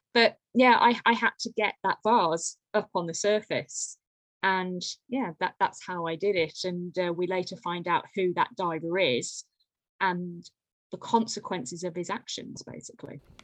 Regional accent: Lichfield, West Midlands, United Kingdom; I'm from Lichfield in Staffordshire, so a Georgian city.

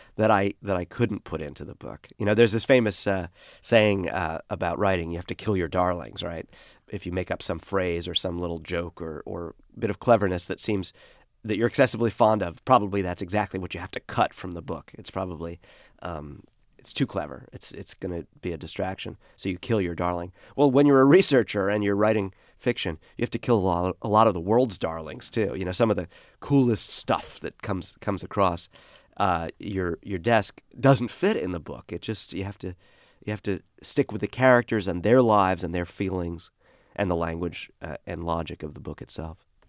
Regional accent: Brooklyn, New York, United States; I was one of the last people to grow up this way in Brooklyn

